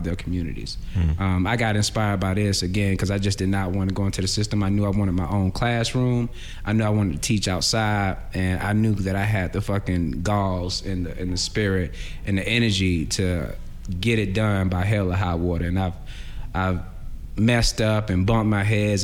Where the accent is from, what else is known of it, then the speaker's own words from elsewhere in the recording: Atlanta, Georgia, United States; I'm born and raised in Atlanta.